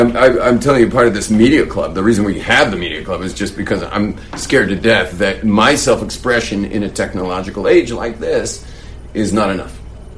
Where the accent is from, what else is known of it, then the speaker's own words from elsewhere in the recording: West Coast, United States; I'm from the West Coast, where expression is the way of life out there.